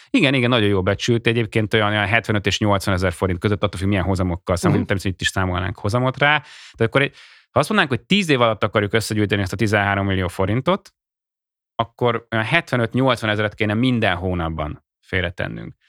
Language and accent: Hungarian; Hungary